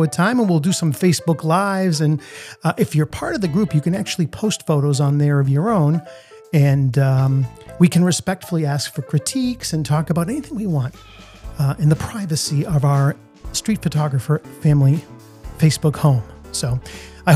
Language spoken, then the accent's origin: English; Italy; also born or lived in United States; now in Boston, United States; I had the fortune of being born here, but I also grew up in a different country. I grew up in Italy